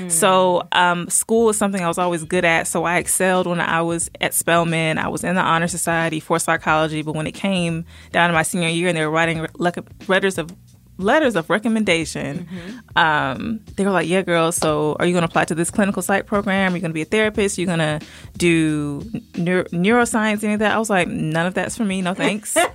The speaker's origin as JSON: {"language": "English", "region": "Virginia", "country": "United States", "tie": "born there", "also_born_or_lived": "Southern United States", "lives_now": "Covington, United States", "said": "I mm-hmm. was born in Virginia, stayed there for a while, moved around the South, but I settled here in Georgia. Um, in a small city in Covington."}